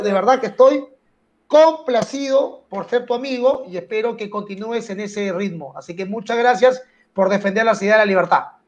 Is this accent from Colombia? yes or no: no; Lima, Peru; also born or lived in Barranco; yo soy Vía María del Triunfo